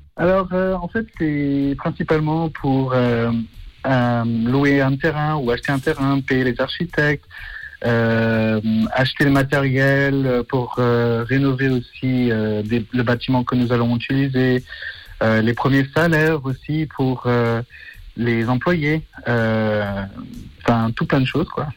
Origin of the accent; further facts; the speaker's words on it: Switzerland; suis suisse, j'ai 30 ans